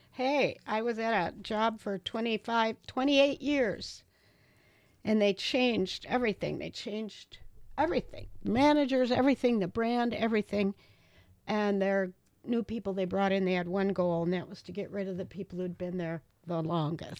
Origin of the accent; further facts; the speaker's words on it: Reedsburg, Wisconsin, United States; moved away as an adult; also born or lived in Janesville, Wisconsin; coming back to my hometown